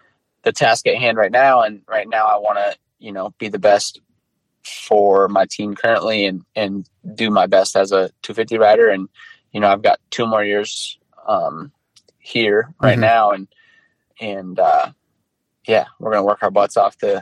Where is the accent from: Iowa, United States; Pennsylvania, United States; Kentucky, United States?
Iowa, United States; I grew up in Iowa